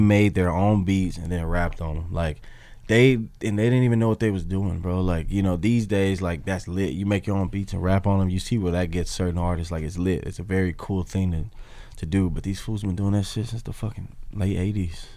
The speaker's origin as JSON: {"language": "English", "town": "Memphis", "region": "Tennessee", "country": "United States", "moved": "yes", "lives_now": "Los Angeles, United States", "said": "me coming from Memphis"}